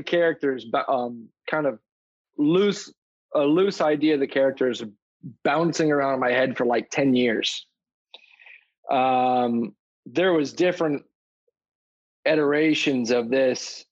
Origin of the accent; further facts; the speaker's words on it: Tampa, Florida, United States; also born or lived in Clearwater, Florida; I was born in Clearwater, and I was raised, the first part of my life I spent in town and country. And then I moved to an area called Lutz